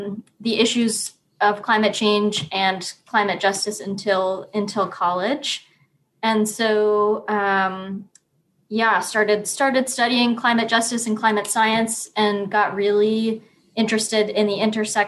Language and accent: English; Falmouth, Maine, United States; So I grew up in Falmouth, right outside of Portland. So in southern Maine, and came up to Bar Harbor to attend school at College of the Atlantic.